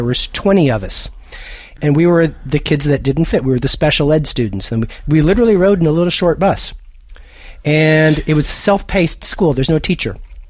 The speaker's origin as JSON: {"language": "English", "town": "Lubbock", "region": "Texas", "country": "United States", "tie": "born there", "said": "Well, I was born in Lubbock, Texas"}